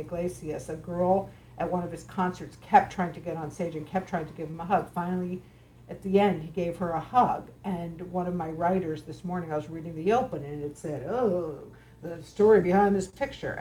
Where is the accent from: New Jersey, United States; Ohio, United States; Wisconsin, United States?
New Jersey, United States; moved away; I grew up in New Jersey.